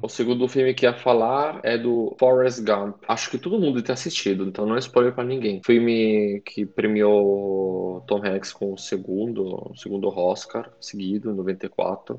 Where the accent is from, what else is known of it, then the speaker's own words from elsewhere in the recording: Italy; dois ou três filmes que marcaram na minha infância, fora do Brasil, na Itália